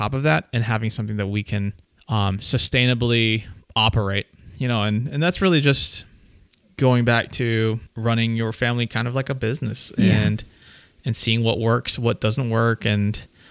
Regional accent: Austria; I was born in Austria, but I was a Filipino citizen when I was born

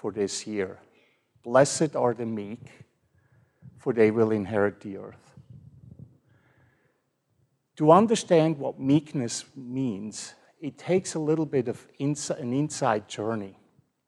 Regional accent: Switzerland; now in Fort Worth, United States; I grew up in Switzerland

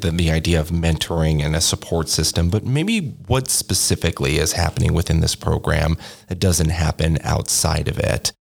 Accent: Corvallis, Oregon, United States; moved away as an adult; also born or lived in Eugene, Oregon; now in New Mexico, United States; I grew up in Corvallis Oregon and then went over to the University of Oregon uh, in Eugene for college

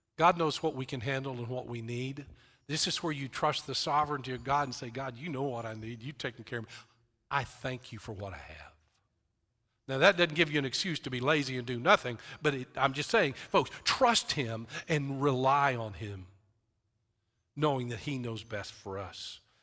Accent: West Texas, United States; I grew up in West Texas

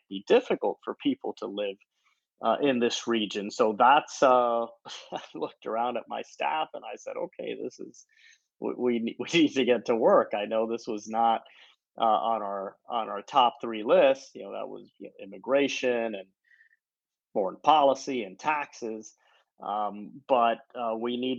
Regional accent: Florida, United States; growing up in Florida

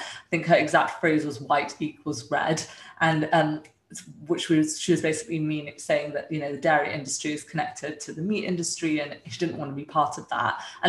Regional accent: Dumfries, Scotland, United Kingdom; also born or lived in India; I was born in India and my parents were both surgeons. At that time, they were still in training, and they moved to the UK when I was a few years old, where my sister was born. We moved to Dumfries

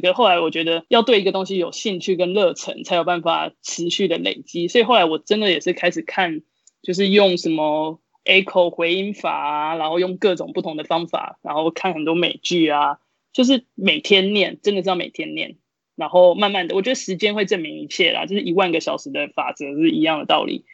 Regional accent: Kaohsiung, Taiwan; moved away as an adult; now in United States; 因为我是高雄人嘛， 然后我就去了就是高雄的人物， 他是其实也是国中女篮的一个传统的校队， 然后我就在那边接受训练三年

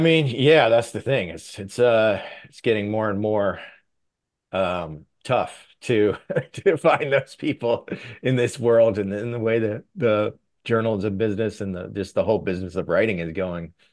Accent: State College, Pennsylvania, United States; moved away; my hometown

